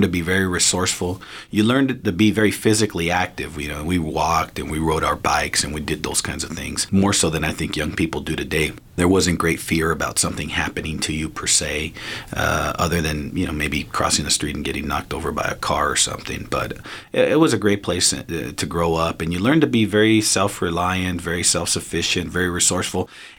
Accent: Los Angeles, California, United States; I grew up in East Los Angeles in Boyle Heights.

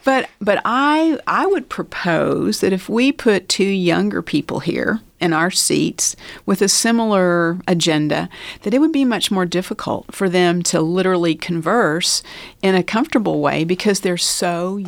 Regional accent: Lubbock, Texas, United States; born there; also born or lived in Baltimore / Pittsburgh; I was born in Lubbock. My parents met at SMU. My dad graduated from Tech and started his first job here. And then we moved to Baltimore, Maryland. And from there, we moved to Pittsburgh, Pennsylvania.

